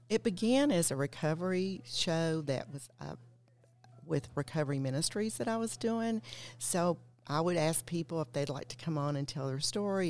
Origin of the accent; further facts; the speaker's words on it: Knoxville, Tennessee, United States; I'm from East Tennessee, from Knoxville